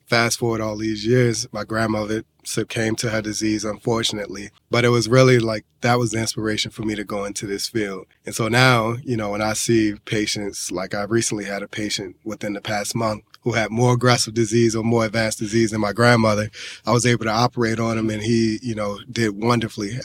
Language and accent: English; Baltimore, Maryland, United States; moved away; I was originally from West Baltimore, which has its own inherent struggles. There's a lot of struggles when they talk about infestation with drugs, poverty, violence, the whole nine. So I saw all of that growing up